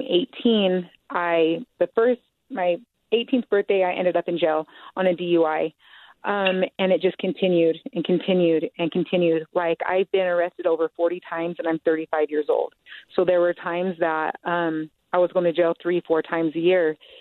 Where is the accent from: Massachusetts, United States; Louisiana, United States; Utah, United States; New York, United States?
Utah, United States; Salt Lake City; I grew up in Salt Lake City. Um, I am 35 years old, and I was raised around South Salt Lake